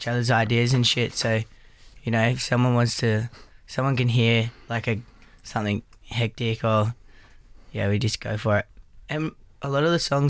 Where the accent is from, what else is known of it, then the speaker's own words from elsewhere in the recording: Kiama, New South Wales, Australia; also born or lived in Gerringong; We're actually both from Kiama, me and Louis